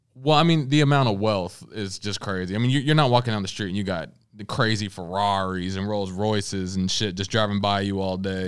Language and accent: English; Louisville, Kentucky, United States; moved away; also born or lived in Los Angeles, California; I was born here, raised here